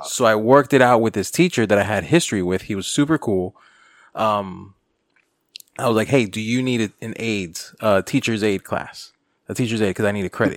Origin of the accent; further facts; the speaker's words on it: North Miami, Florida, United States; I'm from the North Miami area